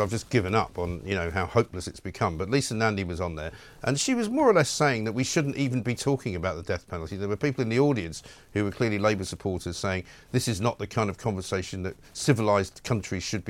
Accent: United Kingdom; as British people

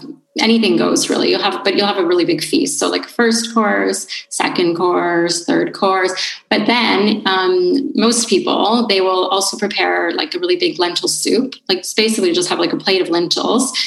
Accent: Canada; moved away as an adult; now in Italy; me being Canadian

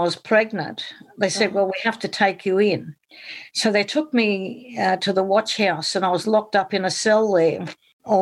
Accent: Townsville, Queensland, Australia; also born or lived in East End, London, United Kingdom; And I came to Australia, 10-pound pom, and I was 9 years old when I arrived in Townsville

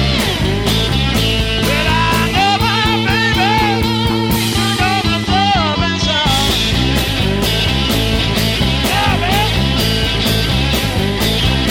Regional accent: Dumas, Texas, United States; I grew up in Dumas, Texas

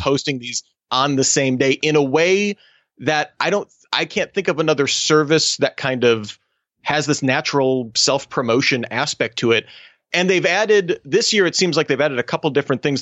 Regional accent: Australia; my home country of Australia

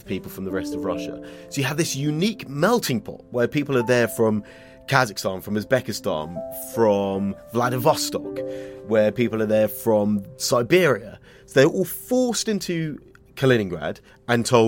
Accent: England, United Kingdom; I'm from England

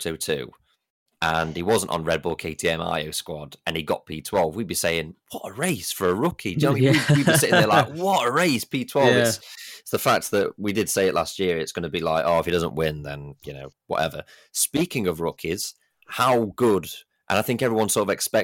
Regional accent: United Kingdom; as British fans

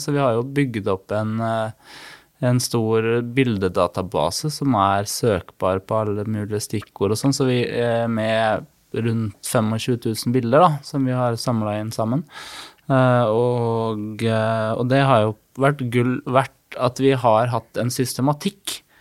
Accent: Fredrikstad, Østfold, Norway; jeg vokste opp på Hund i Borge

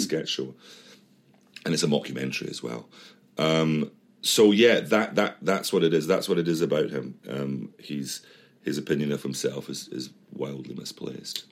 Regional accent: Edinburgh, Scotland, United Kingdom; moved away; we're from Edinburgh

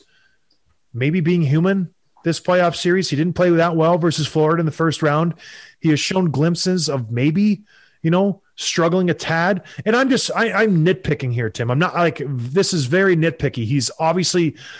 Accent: Canada; I'm Canadian

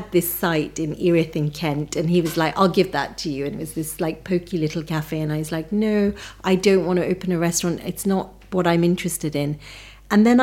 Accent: Nairobi, Kenya; moved away; I was born in Nairobi in Kenya to a very traditional Punjabi family.

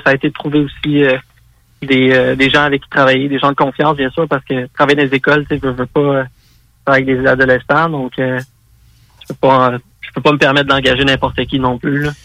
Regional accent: South Shore of Montreal, Quebec, Canada; je suis un gars de la rive sud de Montréal.

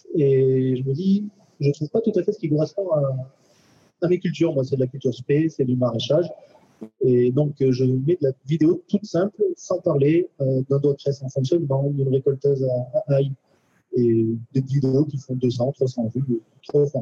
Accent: Valence, Auvergne-Rhône-Alpes, France; Je suis de Valence

